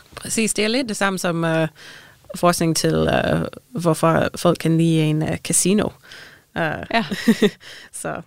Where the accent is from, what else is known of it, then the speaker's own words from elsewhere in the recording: Canada; Danish is a second language; moved away as an adult; now in Denmark; jeg er ikke dansker, jeg kommer fra Canada, så mine forældre er i Canada.